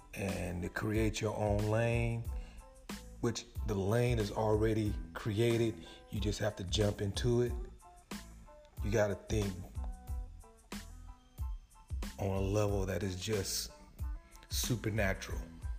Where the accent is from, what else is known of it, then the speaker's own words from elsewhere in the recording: California, United States; I don't see helicopters flying over like I did when I grew up in California.